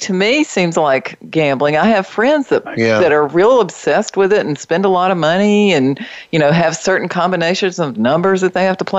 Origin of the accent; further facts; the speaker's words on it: North Carolina, United States; I grew up in the state of North Carolina.